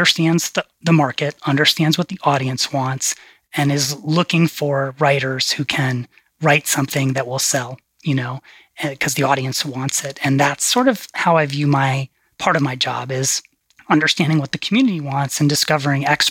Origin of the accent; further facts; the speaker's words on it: New York, United States; moved away; we grew up in New York